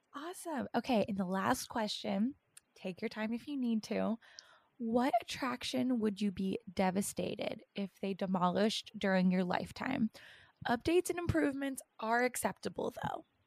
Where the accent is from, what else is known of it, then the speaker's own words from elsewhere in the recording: East Coast, United States; moved away; I was from East Coast